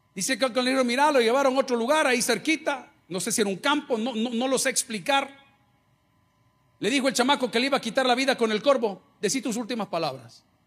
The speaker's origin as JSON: {"language": "Spanish", "country": "El Salvador", "said": "en El Salvador todos somos hermanos"}